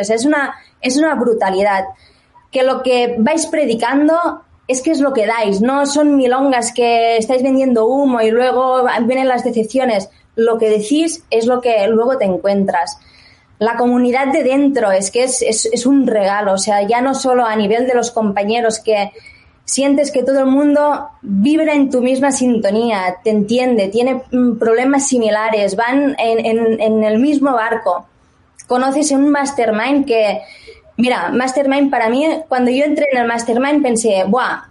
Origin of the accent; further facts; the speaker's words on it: Barcelona, Catalonia, Spain; moved away as an adult; now in England; soy de Barcelona, pero me mudé a Inglaterra, hará pronto cinco añitos